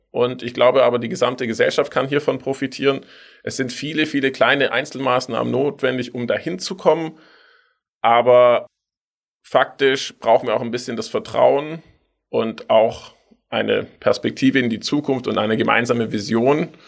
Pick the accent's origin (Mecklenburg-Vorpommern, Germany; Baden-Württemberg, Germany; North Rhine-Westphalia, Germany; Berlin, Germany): Baden-Württemberg, Germany; Tübingen; Ich bin in Tübingen aufgewachsen. Da gab es den 5-Minuten-Bustakt und wir sind nur Bus gefahren.